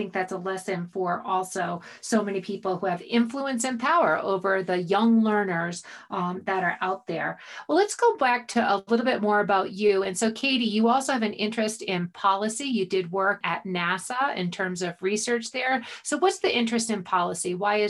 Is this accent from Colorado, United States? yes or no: yes; Boulder, Colorado, United States; We're from Boulder. You live in Boulder right now. And I live in Boulder.